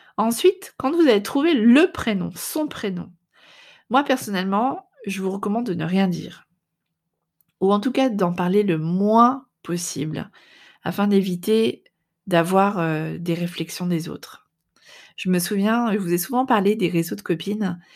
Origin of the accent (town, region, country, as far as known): France; now in Netherlands